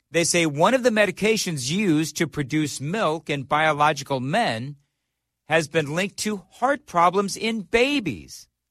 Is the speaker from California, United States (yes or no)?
yes; California, United States; moved away as an adult; now in Nashville, United States; I'm from California. I fled California